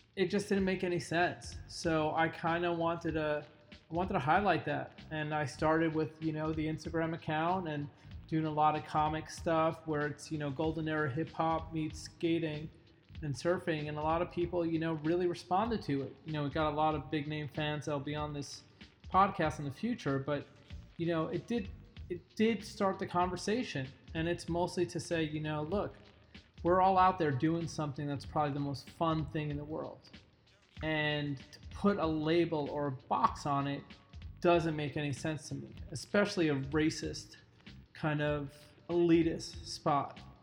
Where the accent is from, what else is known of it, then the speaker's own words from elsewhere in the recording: New York, United States; I grew up in New York